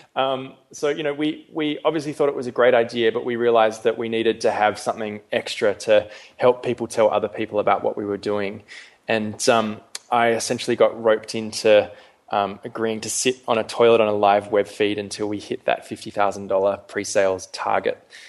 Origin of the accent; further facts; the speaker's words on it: Perth, Western Australia, Australia; moved away as an adult; also born or lived in London / Melbourne; I was actually born and brought up um, initially in London. Then my family moved to Perth when I was quite young